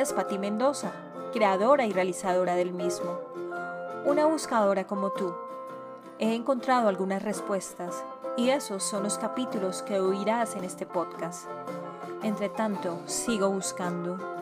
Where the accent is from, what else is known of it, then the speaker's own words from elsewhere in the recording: Colombia; mi país, que es Colombia